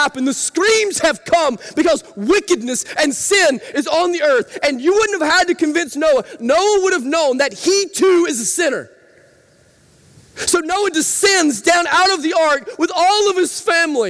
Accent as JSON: {"language": "English", "town": "Rabbit Town", "country": "United States", "tie": "born or raised there", "said": "I grew up in Rabbit Town, lots of farms in Rabbit Town"}